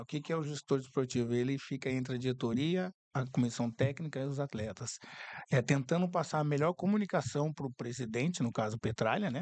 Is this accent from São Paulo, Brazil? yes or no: no; Curitiba, Paraná, Brazil; sou de Curitiba